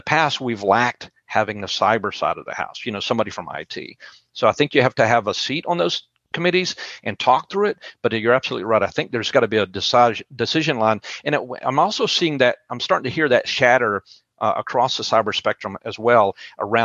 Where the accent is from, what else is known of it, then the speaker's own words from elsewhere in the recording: West Texas, United States; now in Tupelo, United States; I'm in Tupelo, Mississippi, and I'm from West Texas, where Tornado Alley, but I live in Tupelo, Mississippi right now.